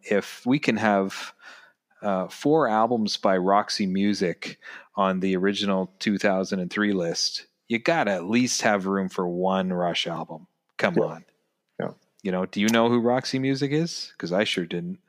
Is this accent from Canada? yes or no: yes; Ontario, Canada; as obviously the two of us being Canadian and and me still living in Canada